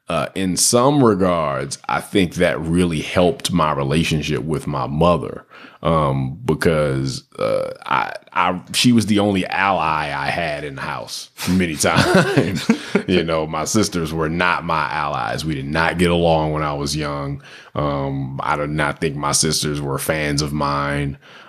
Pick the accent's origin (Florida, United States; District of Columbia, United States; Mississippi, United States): District of Columbia, United States; Washington; when I grew up in Southeast DC, what is a spaz?